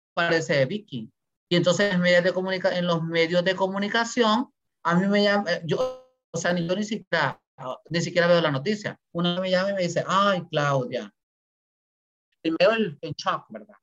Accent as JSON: {"language": "Spanish", "country": "Honduras", "moved": "yes"}